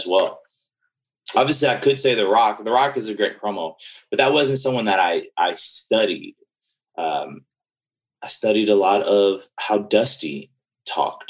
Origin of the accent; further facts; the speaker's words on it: New Orleans, Louisiana, United States; I grew up in New Orleans and I was around a lot of older people in New Orleans